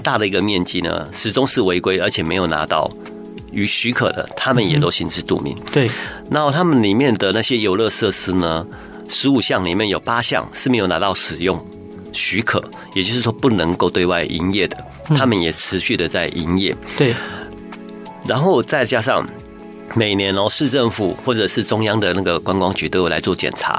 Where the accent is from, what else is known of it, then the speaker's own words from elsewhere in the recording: Taiwan; 我们台湾人